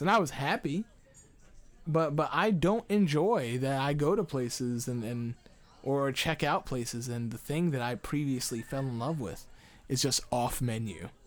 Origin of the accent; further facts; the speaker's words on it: United States; I'm just American